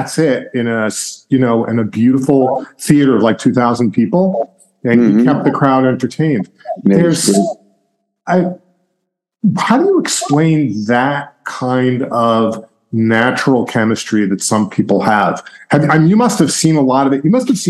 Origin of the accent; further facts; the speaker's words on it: Massapequa, New York, United States; I grew up in Massapequa, okay, out on Long Island